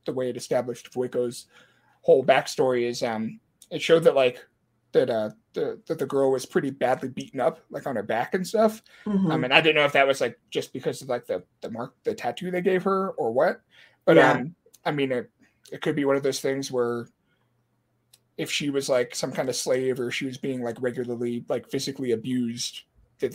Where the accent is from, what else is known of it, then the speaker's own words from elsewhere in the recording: Guam; I'm from Guam, and you know, we can trace our ancestry back to like the Philippine Islands